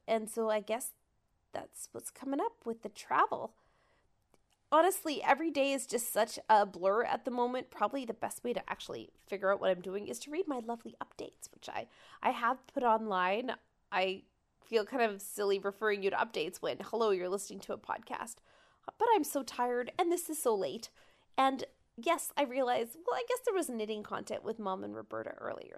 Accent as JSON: {"language": "English", "country": "Canada", "said": "I'm from Canada and I came."}